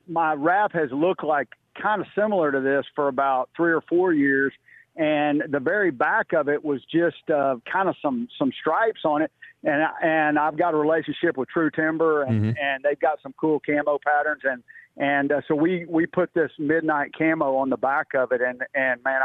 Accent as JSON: {"language": "English", "region": "Texas", "country": "United States", "tie": "born or raised there", "said": "I'm actually from Texas and have always been in Texas."}